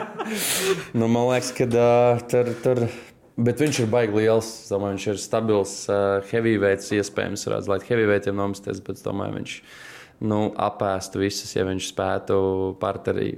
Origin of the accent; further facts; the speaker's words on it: Tukums, Latvia; es pats kā tukumnieks